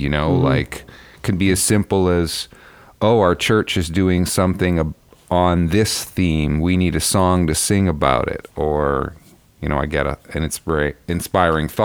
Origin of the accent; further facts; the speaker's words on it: Abbotsford, British Columbia, Canada; moved away as an adult; also born or lived in England; I'm speaking to you from my home in Abbotsford, British Columbia, where my parents bought this little farmhouse on 5 acres in 1970. So 52 years ago, I was 4 years old, and we moved into this house, and I now live here.